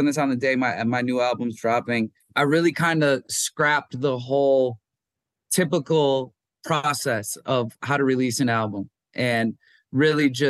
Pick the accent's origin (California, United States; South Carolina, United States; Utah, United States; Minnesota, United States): Minnesota, United States; moved away; I'm from Minnesota